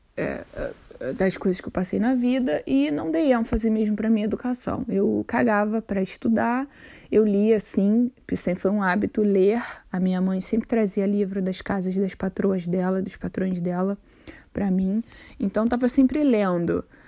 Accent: Rio de Janeiro, Brazil; first language Portuguese; moved away as an adult; now in Sweden; quando eu nasci, a minha família morava no Cesarão, hoje em dia é considerado uma favela também no, em Santa Cruz, no Rio de Janeiro

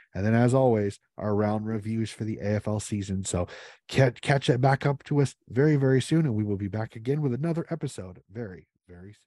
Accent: United States; As an American

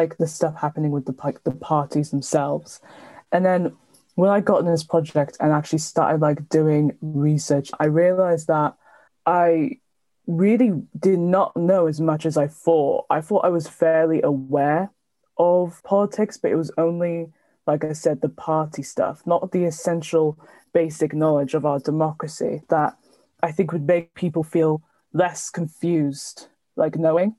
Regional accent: Cardiff, Wales, United Kingdom; I'm 19 and I'm from Cardiff.

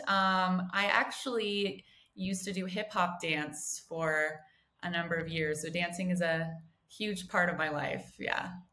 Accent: United States; moved away as an adult; also born or lived in San Diego; now in Johannesburg, South Africa; I am an American who actually moved to Johannesburg

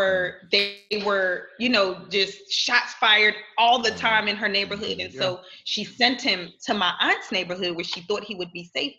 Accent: Philadelphia, Pennsylvania, United States; moved away; that's exactly where I'm from, South Philly

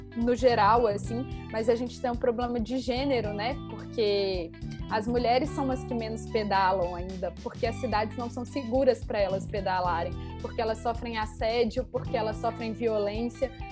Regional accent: Belo Horizonte, Minas Gerais, Brazil; now in Rio de Janeiro, Brazil; eu sou de Belo Horizonte, apesar de, de morar no Rio.

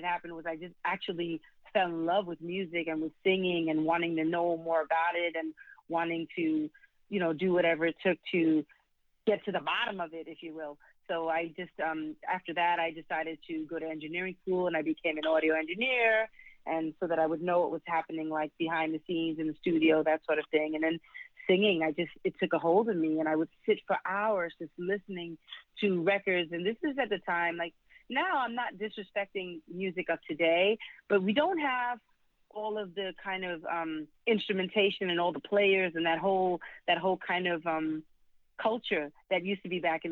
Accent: New York City, New York, United States; I was raised in the South Bronx. In New York City, South Bronx

